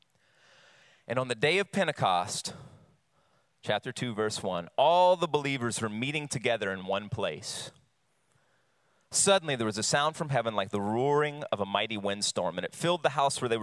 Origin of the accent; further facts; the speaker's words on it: Jennings, Louisiana, United States; both born and raised in Louisiana